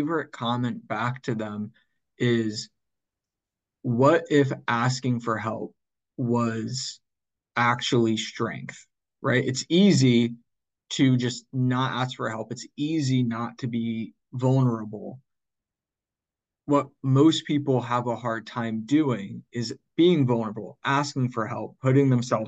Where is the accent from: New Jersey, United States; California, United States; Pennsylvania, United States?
New Jersey, United States; Northern; I grew up in Northern New Jersey